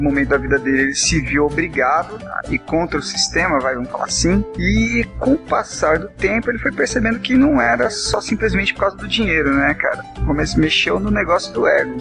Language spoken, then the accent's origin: Portuguese; Mogi das Cruzes, São Paulo, Brazil; eu sou aqui de São Paulo, uma cidade chamada Mogi das Cruzes